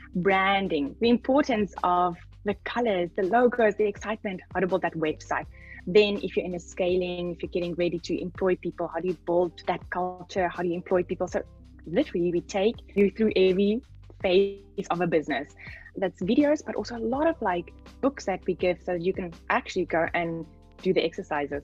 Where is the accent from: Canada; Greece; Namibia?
Namibia; I come from Namibia.